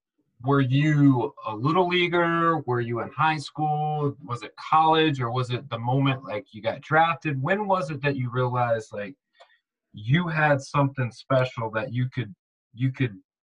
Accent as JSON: {"language": "English", "town": "Memphis", "region": "Tennessee", "country": "United States", "tie": "born or raised there", "moved": "yes", "lives_now": "Tampa, United States", "said": "when I was growing up in Memphis"}